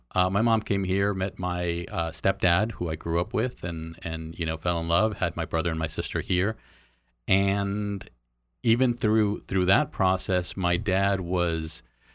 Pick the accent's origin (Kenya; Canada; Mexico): Mexico; born there; So I was born in Mexico.